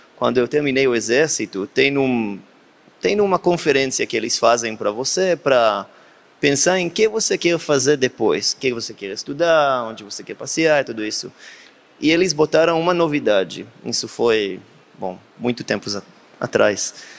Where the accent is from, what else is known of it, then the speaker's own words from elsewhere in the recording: Beersheba, Southern District, Israel; Portuguese is a second language; Eu sou da Beersheba do Sul